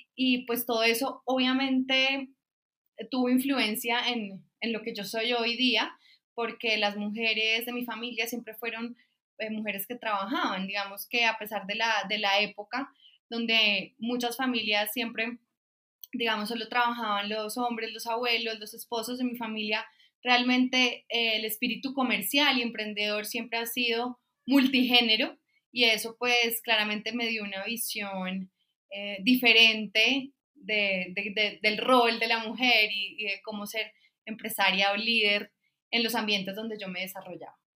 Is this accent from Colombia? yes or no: yes; San Andrés, San Andrés, Providencia and Santa Catalina, Colombia; Mi infancia fue en San Andrés Islas, una isla pues del Caribe colombiano